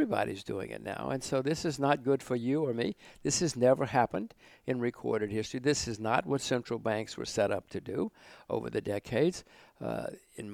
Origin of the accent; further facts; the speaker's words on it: United States; moved away; I'm still an American. My whole family, we're all still Americans